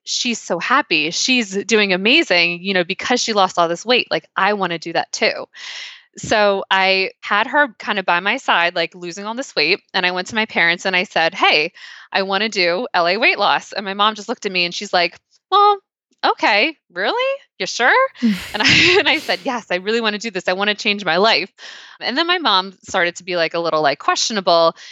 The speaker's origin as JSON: {"language": "English", "region": "Pennsylvania", "country": "United States", "tie": "born or raised there", "said": "growing up in Pennsylvania"}